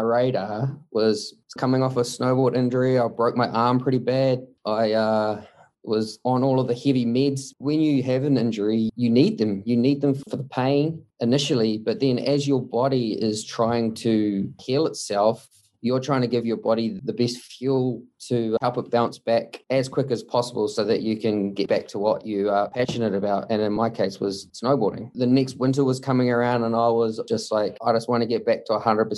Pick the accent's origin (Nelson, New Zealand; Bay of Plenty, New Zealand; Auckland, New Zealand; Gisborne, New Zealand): Bay of Plenty, New Zealand; Mount Maunganui; I was born and bred in Mount Maunganui. We grew up here